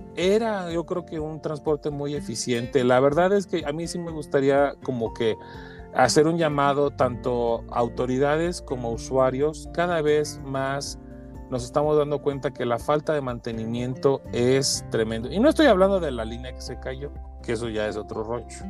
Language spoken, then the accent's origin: Spanish; Mexico; como mexicanos